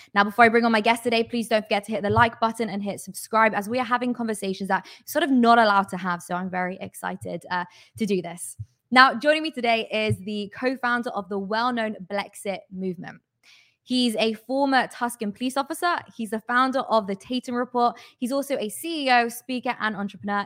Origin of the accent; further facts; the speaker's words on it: United Kingdom; I'm British